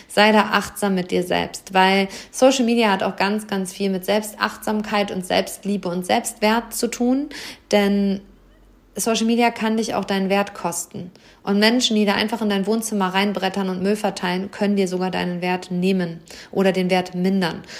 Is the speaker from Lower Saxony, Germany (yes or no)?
yes; Hameln, Lower Saxony, Germany; Und am Freitag ist hier in Hammel, meiner Heimatstadt, die Lesung mit Britta Buchholz